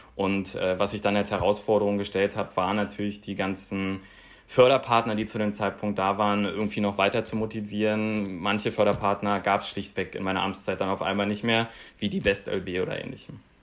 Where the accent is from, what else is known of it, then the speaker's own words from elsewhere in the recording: Berlin, Germany; Aus Berlin